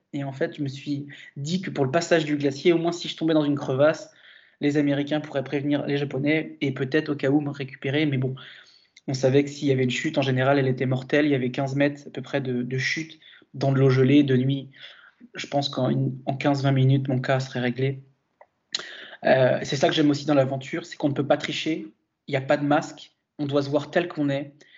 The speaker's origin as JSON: {"language": "French", "region": "Brittany", "country": "France", "also_born_or_lived": "La Rochelle", "said": "Et je suis breton. Je suis fier d'être breton."}